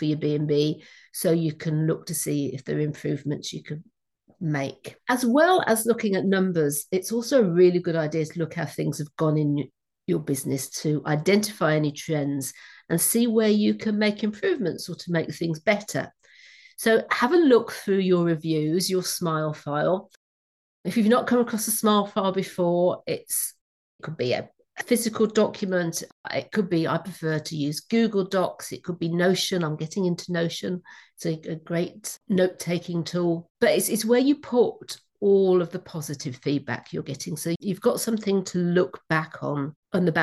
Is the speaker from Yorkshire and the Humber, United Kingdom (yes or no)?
no; Wordsley, West Midlands, United Kingdom; moved away; I come from Wordsley. We had glass factories. So if you ever heard of Royal Briley Crystal or Stuart Crystal, that comes from Wordsley originally, where I grew up